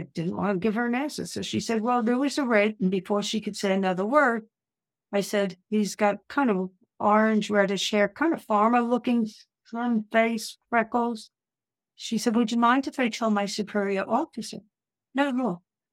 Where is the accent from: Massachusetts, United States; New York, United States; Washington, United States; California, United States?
New York, United States; New York City; I'm from Brooklyn